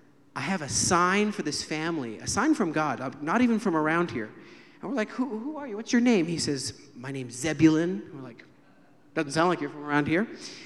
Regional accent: United States; now in Galilee, Israel; call myself … because I live in the Galilee, but I wasn't always in the Galilee. Actually, I was born in the United States.

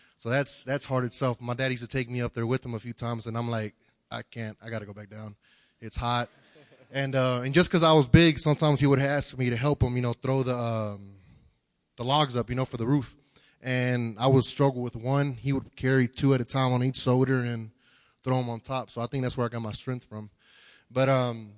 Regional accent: Houston, Texas, United States; I'm originally from Houston, Texas

